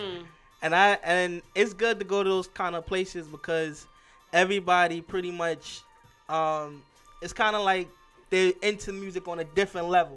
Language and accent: English; New York City, New York, United States; also born or lived in Staten Island; I'm originally from Brooklyn